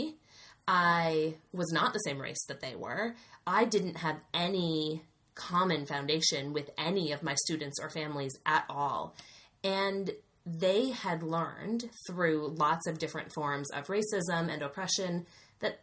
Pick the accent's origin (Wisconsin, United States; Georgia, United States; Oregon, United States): Wisconsin, United States; get a job back in my home state